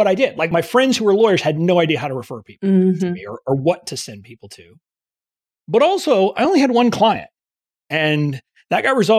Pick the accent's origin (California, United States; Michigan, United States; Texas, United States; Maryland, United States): Texas, United States; McAllen; also born or lived in Fort Worth, Texas; now in Washington, D.C., United States; I am originally from Texas. I'm originally from deep South Texas, okay. McAllen, which is near the Mexican border